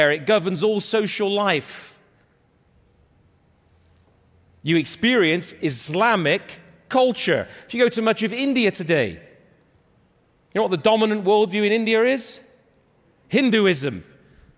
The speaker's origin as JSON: {"language": "English", "region": "England", "country": "United Kingdom", "tie": "born or raised there", "also_born_or_lived": "Canada", "moved": "as an adult", "said": "If you come to my home, England, I was born and raised in England, lived in Canada for 20 years, back in England now"}